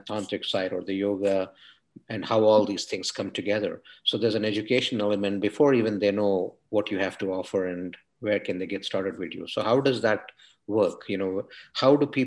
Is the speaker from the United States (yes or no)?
no; India; moved away; I come from India. I understand the spirituality of India really, really well, having, you know, been born there, bred up there